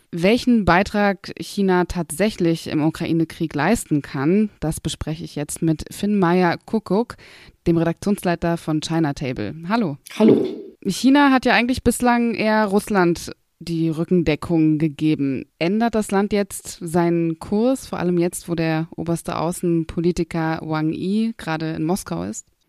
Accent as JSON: {"language": "German", "region": "Berlin", "country": "Germany", "said": "ich komme aus Berlin"}